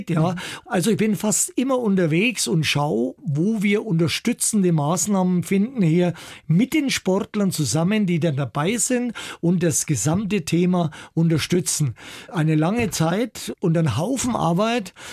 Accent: Altdorf bei Nürnberg, Bavaria, Germany; In Altdorf bei Nürnberg, wo ich geboren bin, da hat es immer so einen kleinen Rangierbahnhof gegeben und meine Eltern, wir wohnten gleich in der Nähe

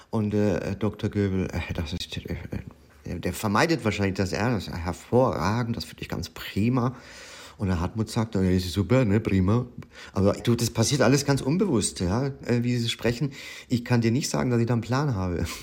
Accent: Würzburg, Bavaria, Germany; accent: Franconian; Aber ich fühle mich ja auch als Würzburger immer noch, aber ich spreche es halt privat nicht.

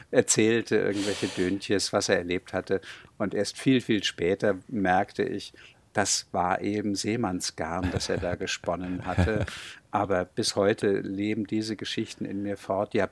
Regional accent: Hamburg, Germany; bin gebürtiger Hamburger mit etwas Glück. Schnelsen gehört gerade noch dazu

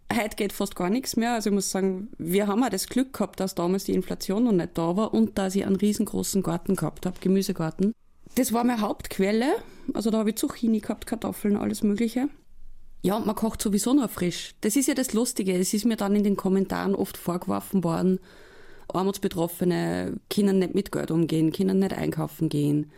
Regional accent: Upper Austria, Austria; bei uns in Oberösterreich

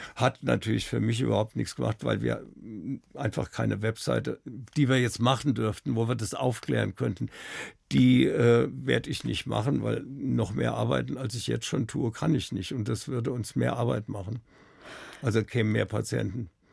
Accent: Wiesbaden, Hesse, Germany; born or raised there; now in Munich, Germany

